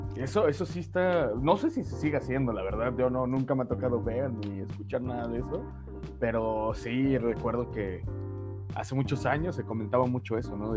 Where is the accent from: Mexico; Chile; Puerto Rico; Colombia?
Mexico; como mexicano